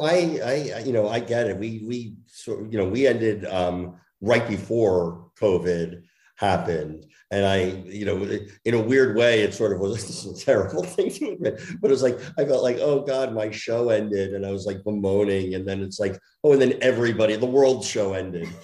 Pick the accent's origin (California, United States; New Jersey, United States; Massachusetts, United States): New Jersey, United States; moved away; I grew up in Jersey